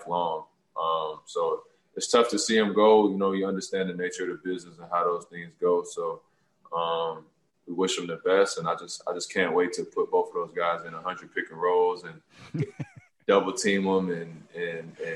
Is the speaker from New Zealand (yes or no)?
no; Toronto, Ontario, Canada; I'm doing work in my hometown like I always do. I'm going to continue to try to find work to do, you know, in Toronto